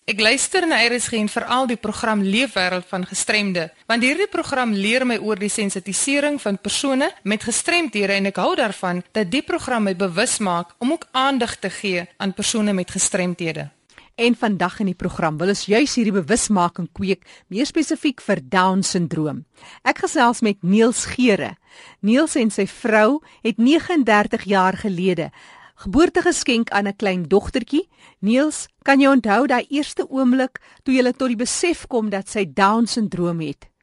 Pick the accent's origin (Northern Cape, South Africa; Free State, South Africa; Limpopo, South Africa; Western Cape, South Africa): Northern Cape, South Africa; Steinkopf; moved away; Ek is oorspronklik van Steenkop